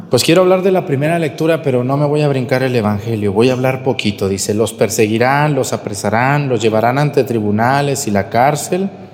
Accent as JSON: {"language": "Spanish", "area": "near Yahualica", "region": "Jalisco", "country": "Mexico", "tie": "born or raised there", "said": "a un ladito de mi pueblo"}